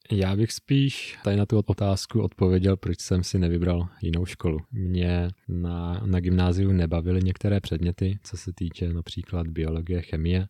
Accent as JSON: {"language": "Czech", "town": "Uničov", "region": "Olomouc Region", "country": "Czechia", "tie": "born or raised there", "moved": "yes", "lives_now": "Prague, Czech Republic", "said": "na zimní stadion v Uničově v mém rodném městě"}